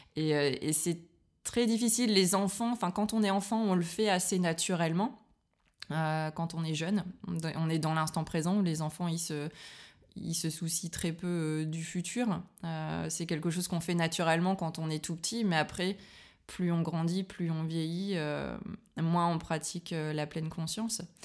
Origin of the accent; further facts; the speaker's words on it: Liévin, Hauts-de-France, France; moved away as an adult; now in Berlin, Germany; je suis française, je viens du nord de la France.